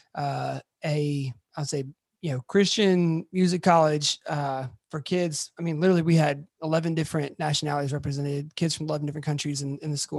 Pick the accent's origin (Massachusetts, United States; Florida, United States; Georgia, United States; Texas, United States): Georgia, United States; Atlanta; moved away as an adult; now in Memphis, United States; I'm originally from Atlanta